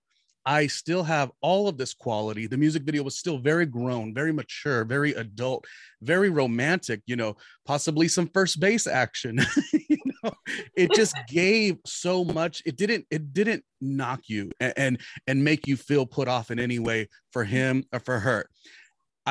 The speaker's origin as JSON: {"language": "English", "region": "Southern California", "country": "United States", "tie": "born or raised there", "also_born_or_lived": "New York City / Weehawken, New Jersey", "moved": "as an adult", "said": "I grew up in Southern California"}